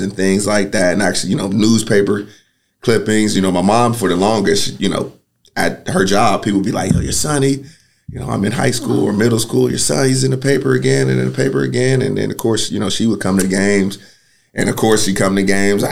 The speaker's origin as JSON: {"language": "English", "town": "Pittsburgh", "region": "Pennsylvania", "country": "United States", "tie": "born or raised there", "also_born_or_lived": "Michigan", "moved": "as an adult", "lives_now": "Knoxville, United States", "said": "I'm from Pittsburgh, Pennsylvania, born and raised"}